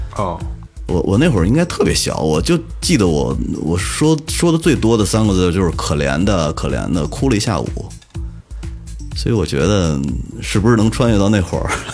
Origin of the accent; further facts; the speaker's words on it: Mentougou, Beijing, China; 我以前小时候在门头沟住的时候